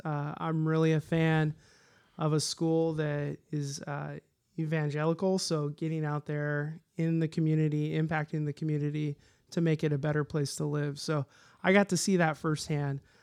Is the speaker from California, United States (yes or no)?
yes; Lodi, California, United States; also born or lived in Modesto; now in Woodland, United States; I grew up in Lodi